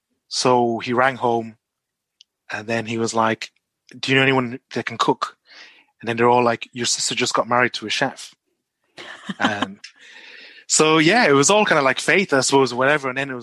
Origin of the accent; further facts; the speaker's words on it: Malaysia; born there; Yeah, I was born in Malaysia.